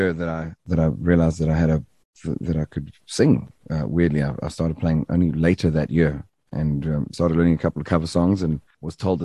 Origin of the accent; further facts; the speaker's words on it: Durban, KwaZulu-Natal, South Africa; I was from the Bluff, and our slogan is rough and tough, and we smoke the stuff